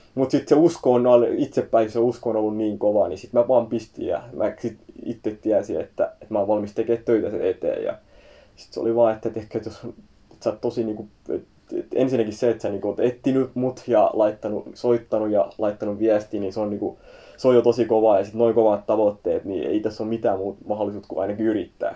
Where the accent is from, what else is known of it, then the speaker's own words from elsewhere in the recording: Turku, Southwest Finland, Finland; mä oon Turusta, Turussa syntynyt ja siellä on ollut aina ja kasvanut siellä